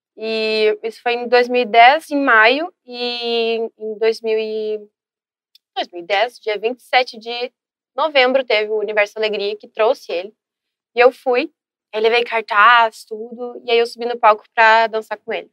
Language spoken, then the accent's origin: Portuguese; São Leopoldo, Rio Grande do Sul, Brazil; eu nasci, moro aqui em São Leopoldo